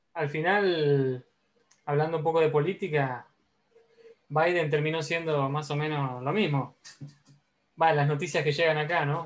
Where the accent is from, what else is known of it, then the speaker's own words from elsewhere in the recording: Argentina; soy argentino